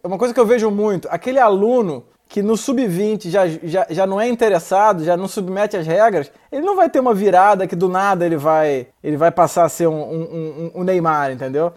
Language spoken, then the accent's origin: Portuguese; Rio de Janeiro, Brazil; eu sou carioca também